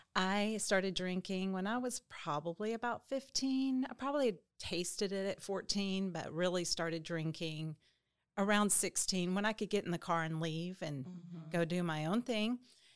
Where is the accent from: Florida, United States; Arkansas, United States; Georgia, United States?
Arkansas, United States; Little Rock; I was raised in Little Rock, Arkansas, and pretty typical, you know, childhood mom and a dad.